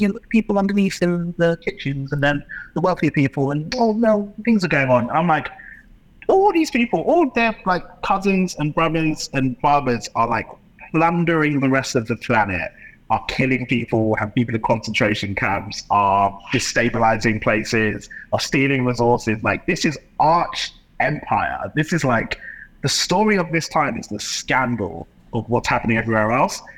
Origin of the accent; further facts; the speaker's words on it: London, United Kingdom; my experience growing up in London